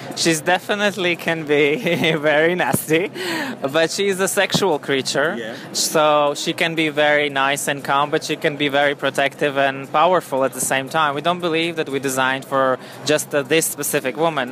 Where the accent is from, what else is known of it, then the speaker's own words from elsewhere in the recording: Latvia; now in London, United Kingdom; I'm originally from Latvia